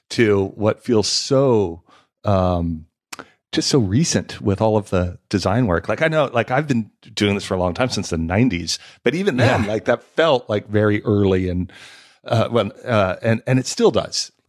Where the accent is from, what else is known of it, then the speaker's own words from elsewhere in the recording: Los Angeles, California, United States; I grew up